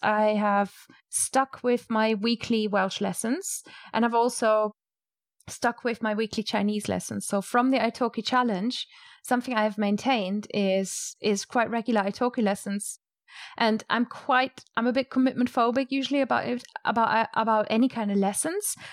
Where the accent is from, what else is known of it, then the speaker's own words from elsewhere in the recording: Rhineland-Palatinate, Germany; moved away; I grew up, eh, basically in a vineyard, and I'm from the Moselle Valley in Germany